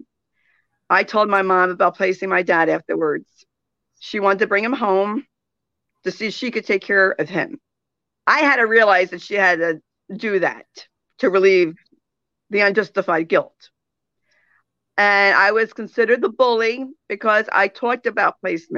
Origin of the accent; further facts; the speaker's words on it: New Jersey, United States; I'm from New Jersey